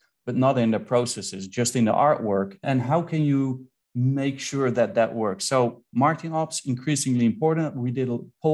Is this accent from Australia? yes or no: no; Netherlands; I'm from the Netherlands